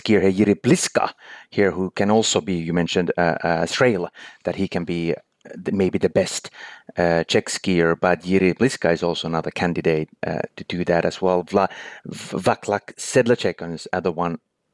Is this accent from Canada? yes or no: no; Finland; born or raised there